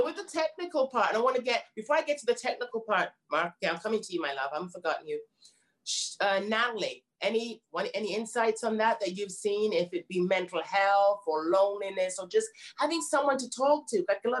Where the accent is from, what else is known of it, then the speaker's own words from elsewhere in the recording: United Kingdom; Lavanora, that's British, I'm British.